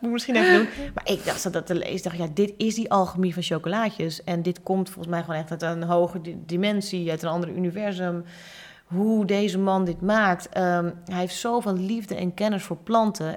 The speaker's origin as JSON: {"language": "Dutch", "town": "Hoorn", "region": "North Holland", "country": "Netherlands", "tie": "born or raised there", "said": "ik ben ook geboren in Horen"}